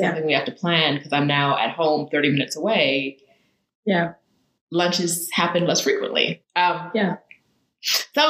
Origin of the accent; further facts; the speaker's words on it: Riverside, California, United States; moved away as an adult; also born or lived in London, United Kingdom; now in Mexico City, Mexico; I grew up in California